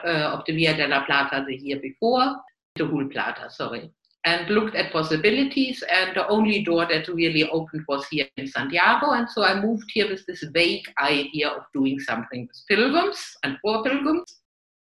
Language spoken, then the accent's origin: English; Germany; English is a second language; moved away as an adult; now in Spain; From my accent, you can guess that I'm not a native English speaker, so I'm German by birth